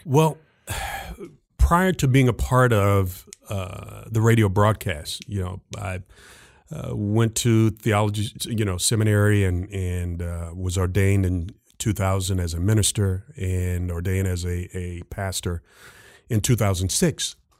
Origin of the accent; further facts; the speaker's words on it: Jacksonville, Florida, United States; taught high school history back in my hometown of Jacksonville, Florida, at my high school